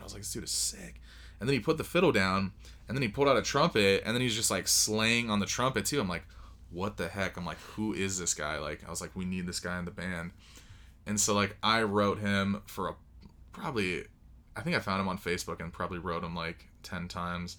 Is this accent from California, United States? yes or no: yes; Moreno Valley, California, United States; moved away as an adult; now in Las Vegas, United States; I grew up there my entire life until I was probably twenty-two